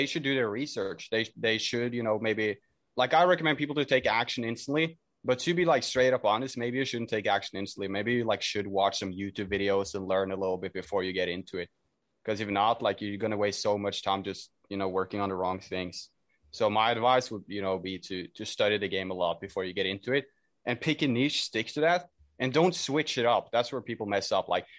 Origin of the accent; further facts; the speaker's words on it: Norway; I'm from Norway, at least as for now